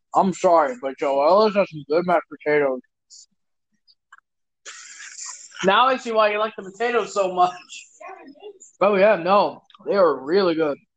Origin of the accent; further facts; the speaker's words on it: Minneapolis, Minnesota, United States; I'm from Minneapolis. I'm from where it started